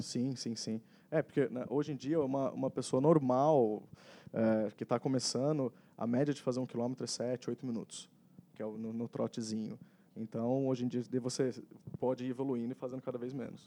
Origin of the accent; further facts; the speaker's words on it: Taubaté, São Paulo, Brazil; sou natural lá de Taubaté